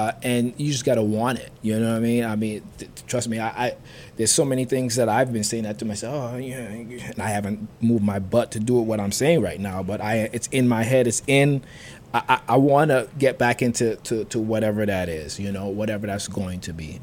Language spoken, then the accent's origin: English; U.S. Virgin Islands; growing up in St. Thomas